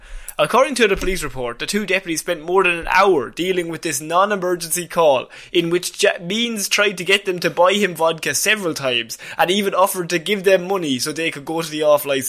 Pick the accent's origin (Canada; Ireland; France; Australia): Ireland; you go to the pub, as all Irish people